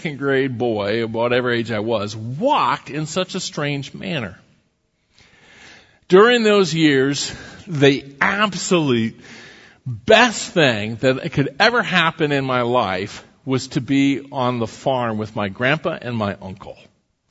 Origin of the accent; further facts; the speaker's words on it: Iowa, United States; when I was a grade school kid, growing up in Iowa